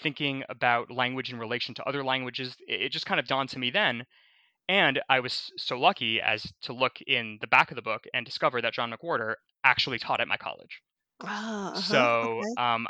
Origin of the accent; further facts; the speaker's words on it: Boston, Massachusetts, United States; I went to a heavily Russian-speaking preschool growing up in Boston